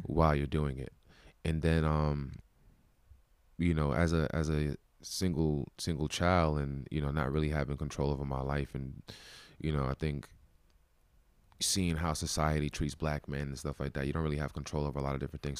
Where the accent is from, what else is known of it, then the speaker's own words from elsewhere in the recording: Brooklyn, New York, United States; I'm from Brooklyn, New York